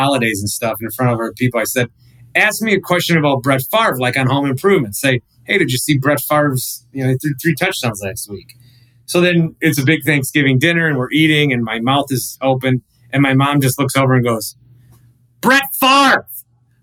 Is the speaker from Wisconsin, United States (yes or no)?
yes; Wisconsin, United States; growing up in Wisconsin